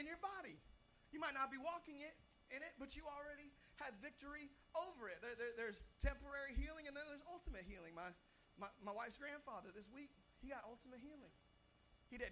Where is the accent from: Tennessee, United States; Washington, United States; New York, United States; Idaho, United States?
Washington, United States; Seattle; I'm from Seattle, Washington